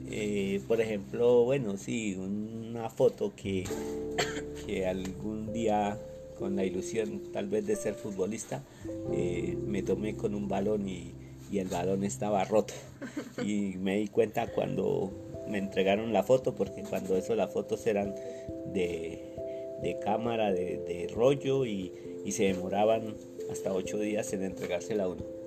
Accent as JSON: {"language": "Spanish", "town": "San Gil", "region": "Santander", "country": "Colombia", "tie": "born or raised there", "said": "Yo nací en San Gil, Santander, el 1 de octubre de 1961"}